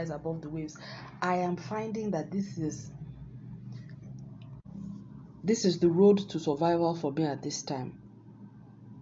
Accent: Nigeria; my home country, Nigeria

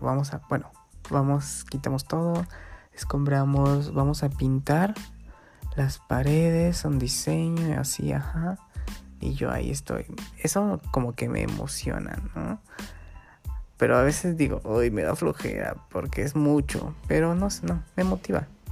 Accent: Guerrero, Mexico; aquí estoy en mi pueblito, en Guerrero

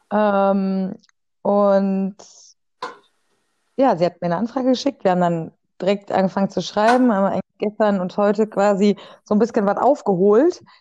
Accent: Germany; Da bin ich Deutscher, Hammer.

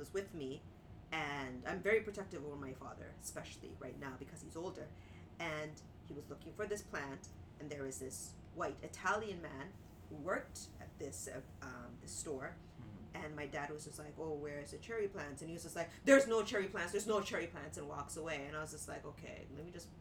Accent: Markham, Ontario, Canada; I grew up in Markham, which is like Asians, whites, and sprinkles of black

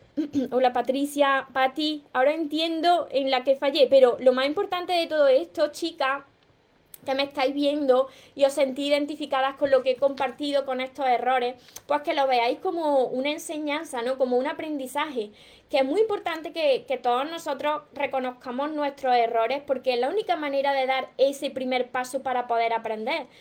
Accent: Córdoba, Andalusia, Spain; yo me como la S porque soy cordobesa

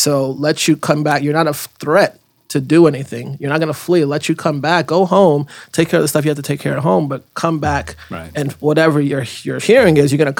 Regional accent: Florida, United States; Like, no, I'm from Florida.

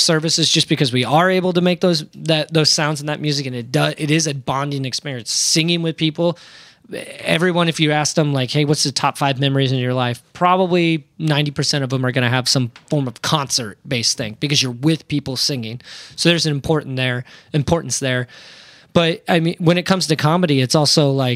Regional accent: Iowa, United States; my hometown got hit

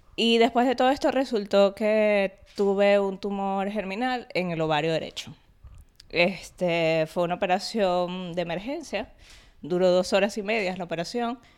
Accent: Venezuela; moved away; yo soy venezolana, entonces mi familia vino de Barinas, o sea, mi papá y mamá.

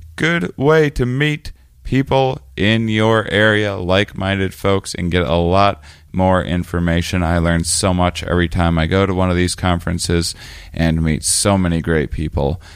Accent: Onalaska, Wisconsin, United States; moved away; also born or lived in La Crosse, Wisconsin; my hometown of La Crosse, Wisconsin. I was actually raised outside of it in a little city called Onalaska, Wisconsin

